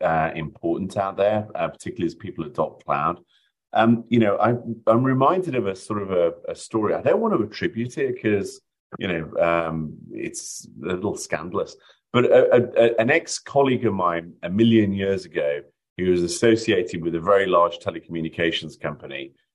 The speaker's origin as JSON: {"language": "English", "country": "United Kingdom", "accent": "British", "moved": "yes", "lives_now": "United States", "said": "I live in America. I'm an American citizen now, but as you can probably tell by the accent, there's a little bit of British in me."}